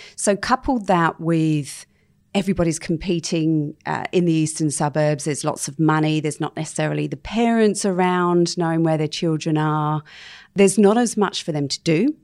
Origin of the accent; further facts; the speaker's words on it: London, United Kingdom; moved away as an adult; now in Sydney, Australia; I was actually born and bred in London